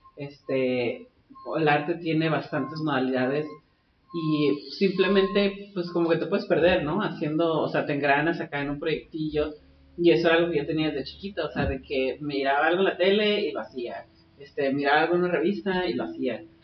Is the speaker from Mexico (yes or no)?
yes; Tijuana, Baja California, Mexico; first language Spanish; also born or lived in San Diego County, United States; crecí en Tijuana, de que este, soy aprendiz de inglés técnicamente, o sea, porque español es mi primera lengua